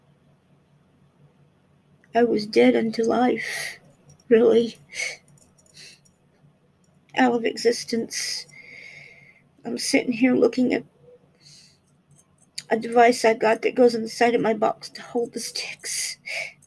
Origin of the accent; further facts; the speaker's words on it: United States; being American